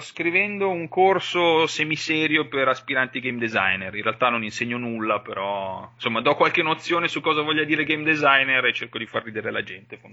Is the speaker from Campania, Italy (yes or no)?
no; Valtellina, Lombardy, Italy; moved away as an adult; la mia terra di origine, comunque, a fine del liceo sapevo che l'avrei dovuta lasciare, anche solo perché per, eh, io sono valtellinese